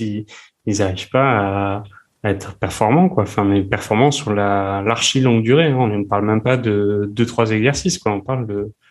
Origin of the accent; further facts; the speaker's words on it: France; on est français